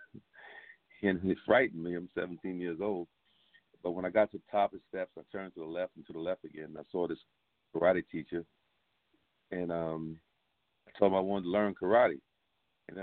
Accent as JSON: {"language": "English", "town": "Newark", "region": "New Jersey", "country": "United States", "tie": "born or raised there", "said": "I was raised in the Phillips Pool Project, they called the Little Bricks, at 113 Rose Street, Newark, New Jersey"}